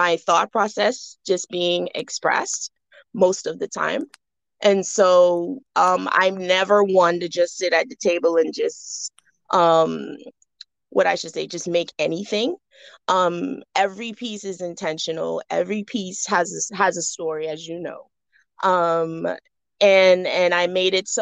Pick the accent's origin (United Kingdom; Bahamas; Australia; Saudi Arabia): Bahamas; moved away as an adult; now in Atlanta, United States; I was born and raised in the Bahamas. I currently reside in Atlanta, Georgia.